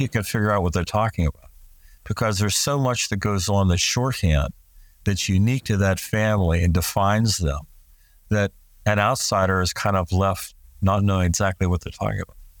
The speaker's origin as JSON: {"language": "English", "country": "United States", "said": "in the United States, we talk about the, we're a melting pot"}